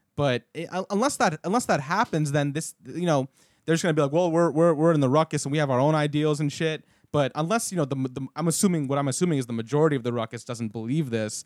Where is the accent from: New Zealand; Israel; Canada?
Canada; now in Florida, United States; I'm from Canada